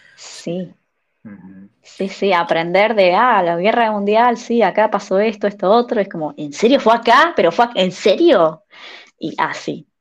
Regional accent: Mar del Plata, Buenos Aires Province, Argentina; moved away as an adult; now in Finland; soy de Mar del Plata, una ciudad de Argentina que está en la playa. Es como la ciudad más grande, destino turístico de playa del país. Así que crecí en, un clima de verano

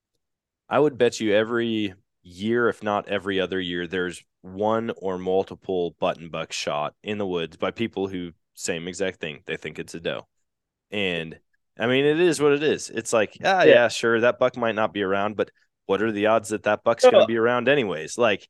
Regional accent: Wisconsin, United States; But growing up in Wisconsin, man, I'm used to hunting big body deer.

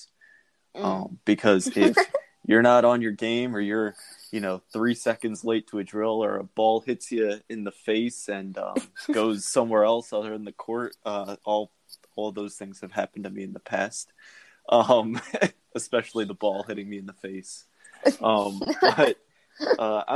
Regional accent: New Jersey, United States; now in Arizona, United States; I am from New Jersey

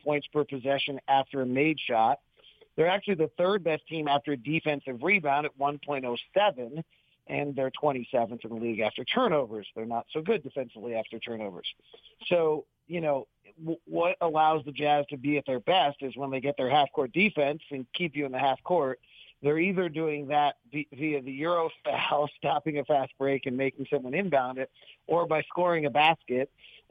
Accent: Bay Area, California, United States; when I grew up in the Bay Area

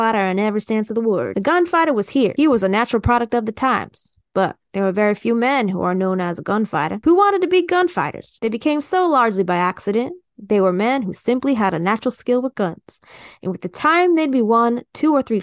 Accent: East Coast, United States; I'm from the East Coast

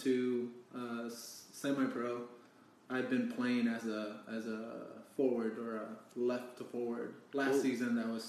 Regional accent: Denton, Texas, United States; I am from Denton, Texas.

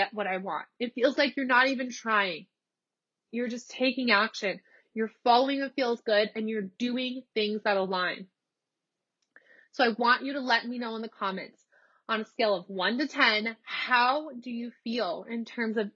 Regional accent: Nebraska, United States; moved away as an adult; also born or lived in Los Angeles, California; now in Texas, United States; I'm from Nebraska. I moved to LA. I lived in LA for 3 years. I moved from LA to Texas back across the country.

